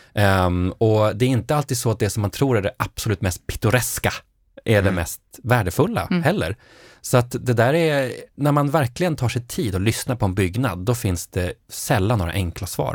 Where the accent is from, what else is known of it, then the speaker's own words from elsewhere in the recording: Norrbotten County, Sweden; Jag är uppvuxen i Norrbotten